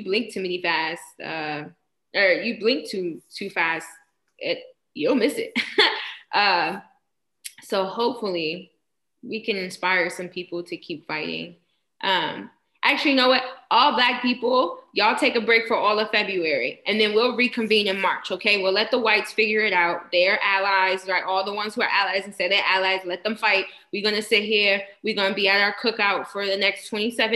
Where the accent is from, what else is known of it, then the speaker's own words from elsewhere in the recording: Rochester, New York, United States; I am from Rochester